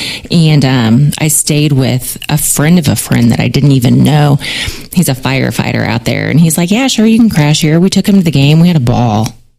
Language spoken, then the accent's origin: English; Springfield, United States; I was raised in Lake Town